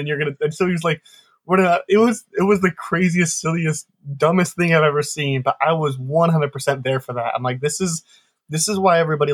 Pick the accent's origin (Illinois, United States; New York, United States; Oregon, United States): Illinois, United States; Chicago; I grew up in Chicago